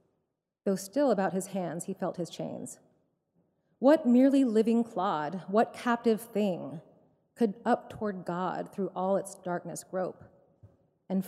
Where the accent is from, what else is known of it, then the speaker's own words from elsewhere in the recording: Nashville and Knoxville, Tennessee, United States; My parents grew up in Birmingham, Alabama, and I grew up in Nashville and then in Knoxville, Tennessee